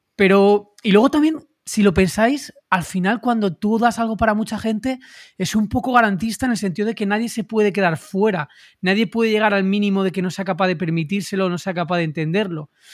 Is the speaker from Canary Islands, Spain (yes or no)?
no; Madrid, Community of Madrid, Spain; madrileño, 38 años